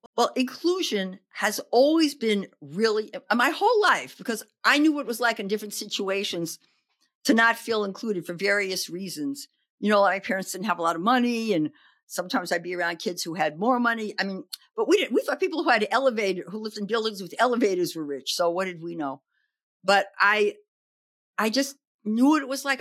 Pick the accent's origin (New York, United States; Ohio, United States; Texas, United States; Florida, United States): New York, United States; New York City; also born or lived in Oregon; now in Berkeley, United States; I grew up in the Bronx in New York